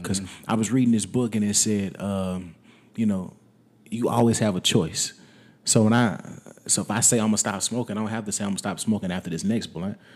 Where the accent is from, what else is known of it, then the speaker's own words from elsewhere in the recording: Wetumpka, Alabama, United States; moved away as an adult; also born or lived in Tennessee; now in San Antonio, United States; I was born in Tennessee, but I moved to Wetumpka when I was less than a year old